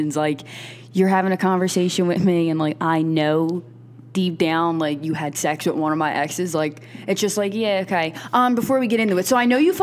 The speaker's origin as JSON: {"language": "English", "town": "Philadelphia", "region": "Pennsylvania", "country": "United States", "said": "we're from South Philly"}